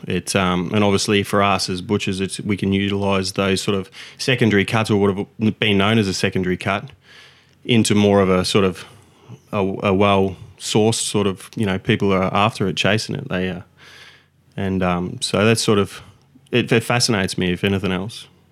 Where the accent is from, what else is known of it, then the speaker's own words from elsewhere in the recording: Victoria, Australia; now in Gold Coast, Australia; I moved up from Victoria when I was younger and uh, to to Queensland, obviously the Gold Coast